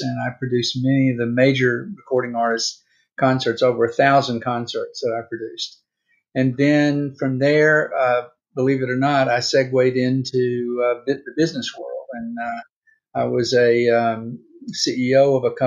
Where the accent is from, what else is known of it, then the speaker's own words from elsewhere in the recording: Mississippi, United States; moved away as an adult; also born or lived in California; I grew up in Mississippi in the 50s and 60s during the civil rights era